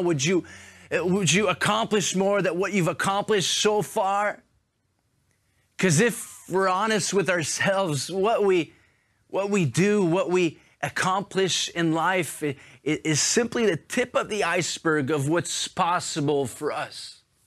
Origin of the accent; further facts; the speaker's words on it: Montreal, Quebec, Canada; now in Paris, France; I'm originally from Montreal, so it's such a privilege for me to be in my hometown